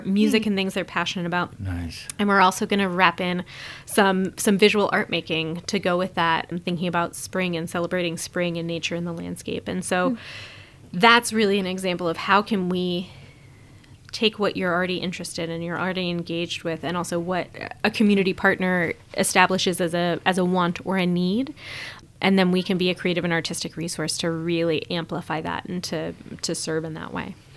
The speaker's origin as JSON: {"language": "English", "town": "Omaha", "region": "Nebraska", "country": "United States", "tie": "born or raised there", "said": "my hometown"}